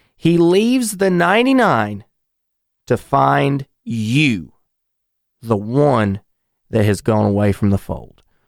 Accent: North Carolina, United States; my home state of North Carolina

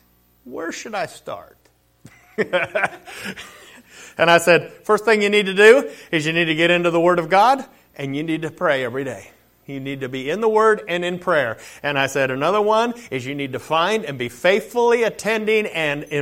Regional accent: Colville, Washington, United States; moved away; Colville is my hometown. I'm born and raised there.

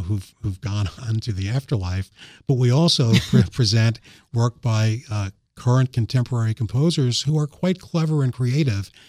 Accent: New York, United States; now in Sussex County, Delaware, United States; growing up in New York, I used to listen to the, uh, New York Philharmonic concerts

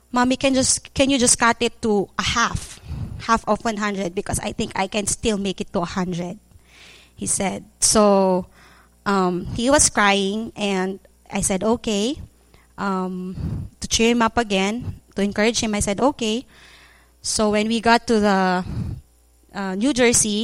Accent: Philippines; moved away as an adult; now in Cambodia; we came home from Cambodia to the Philippines

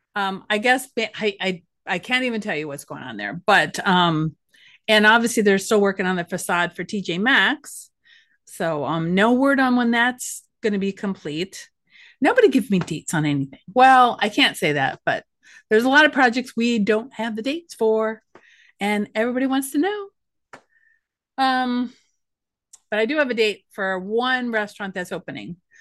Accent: Ashtabula County, Ohio, United States; also born or lived in Cleveland, Ohio; I came from Asheville County, and I felt like a country mouse working in the big city.

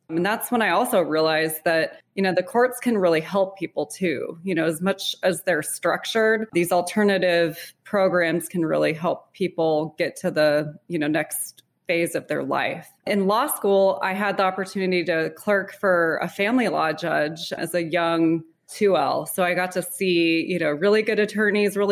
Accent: Littleton, Colorado, United States; I grew up in Littleton, Colorado with my younger brother

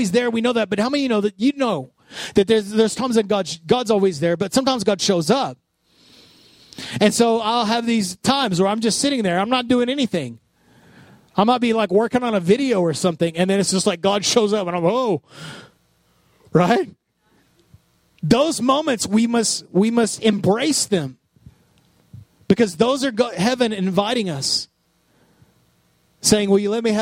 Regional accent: Odessa, Texas, United States; growing up in Odessa, when Sam's first opened

